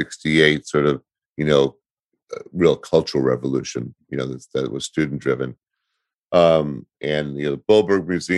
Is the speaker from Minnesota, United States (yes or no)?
no; Berkeley, California, United States; I'm from Berkeley